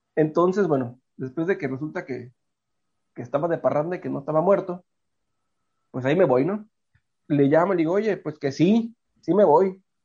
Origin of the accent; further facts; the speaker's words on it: Tijuana, Baja California, Mexico; nací aquí en Tijuana